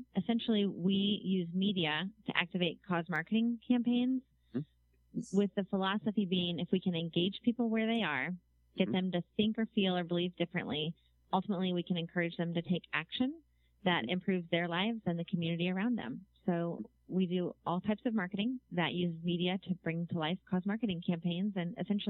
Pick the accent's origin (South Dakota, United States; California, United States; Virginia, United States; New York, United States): New York, United States; I'm learning as a New Yorker, the commute takes place with your phone a lot.